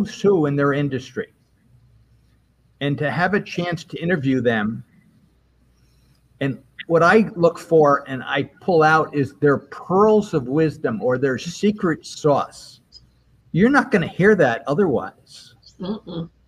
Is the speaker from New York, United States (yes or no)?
yes; Albany, New York, United States; moved away as an adult